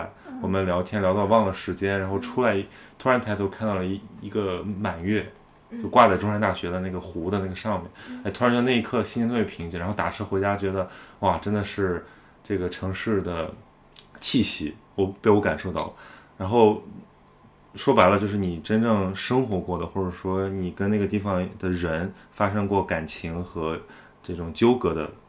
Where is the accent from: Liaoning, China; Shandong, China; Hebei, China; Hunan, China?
Shandong, China; Yantai; now in Beijing, China; 我们从小烟台有海，对吧？就是我们从小在海边长大。